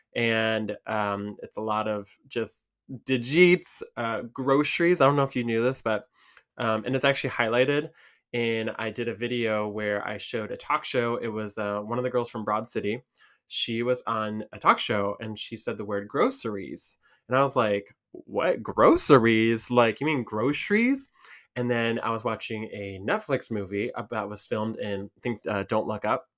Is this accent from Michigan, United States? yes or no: yes; Michigan, United States; accent: Michigan; here in Michigan